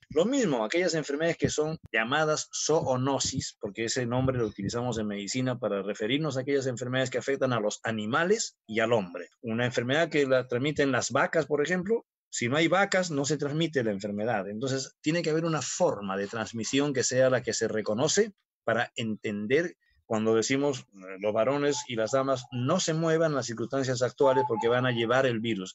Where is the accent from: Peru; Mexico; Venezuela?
Peru; querrámonos como peruanos